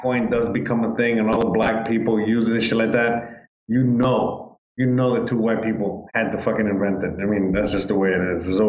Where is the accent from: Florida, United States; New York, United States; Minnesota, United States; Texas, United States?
Florida, United States; I'm from Florida.